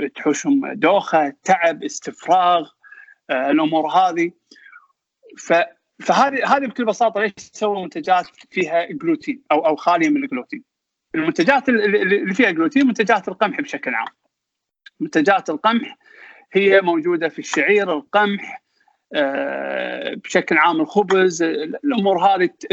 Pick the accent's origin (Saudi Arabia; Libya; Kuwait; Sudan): Kuwait; also born or lived in England; احنا الكويتيين